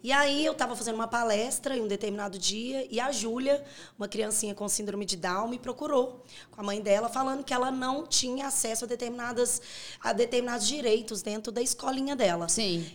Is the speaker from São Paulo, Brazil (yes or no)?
no; Corinto, Minas Gerais, Brazil; Eu nasci em Corinto, é, perto de Curvelo.